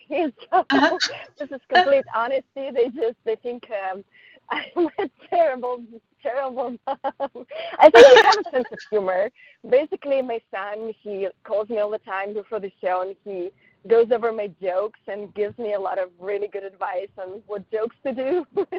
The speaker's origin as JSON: {"language": "English", "town": "Paris", "region": "Île-de-France", "country": "France", "tie": "born or raised there", "second_language": "English", "said": "English is not really my first language. It's my third language. I speak French as well, because I grew up in Paris."}